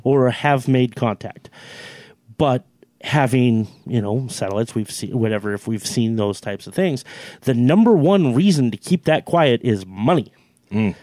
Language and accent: English; Finley, United States; I'm from Finley